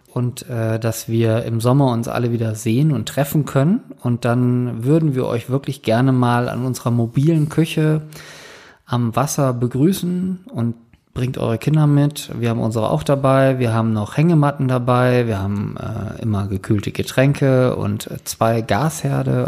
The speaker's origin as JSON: {"language": "German", "region": "Northern Germany", "country": "Germany", "moved": "yes", "said": "bei uns im Norden"}